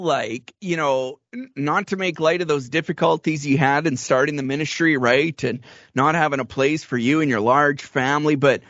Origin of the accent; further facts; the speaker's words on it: Canadian Prairies, Canada; I'm a Canadian prairie boy. Like, I've witnessed a lot of snowstorms too